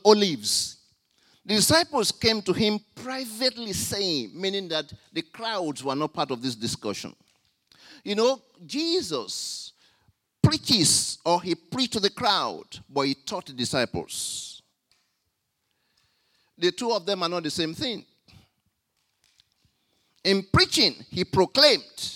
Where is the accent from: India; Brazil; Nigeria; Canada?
Nigeria; now in Australia; When we were growing up in Nigeria